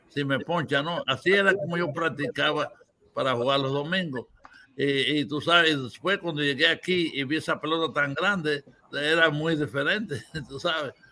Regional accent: Cuba; now in United States; Pero yo nunca vine de Cuba tú sabes, con un nombre equivocado.

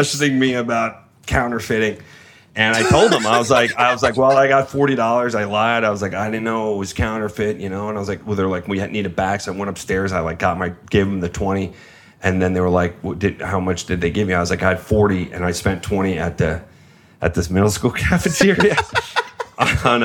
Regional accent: Long Island, New York, United States; I grew up just outside Manhattan or outside the city, not just outside Manhattan, up on Long Island

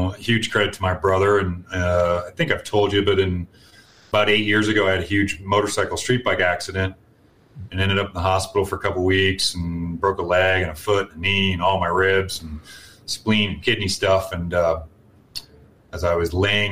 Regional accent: Canada; now in United States; I am Canadian by birth, Victor, and American by naturalization

